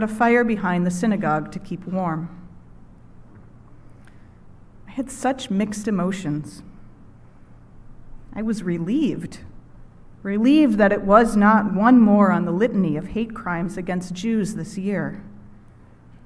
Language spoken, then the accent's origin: English; Minnesota, United States; moved away; my home state of Minnesota